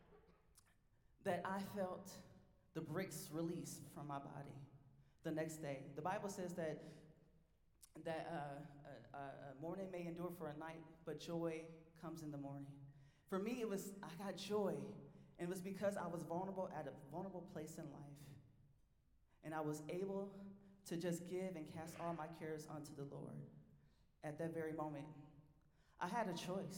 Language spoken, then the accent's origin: English; Milwaukee, Wisconsin, United States; moved away as an adult; also born or lived in Duluth, Minnesota; I'm from Milwaukee, Wisconsin